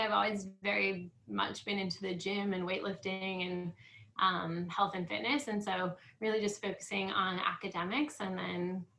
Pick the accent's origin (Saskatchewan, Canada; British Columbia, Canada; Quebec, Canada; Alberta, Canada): Saskatchewan, Canada; Estevan; I was born and raised in Estevan. I've lived here most of my life.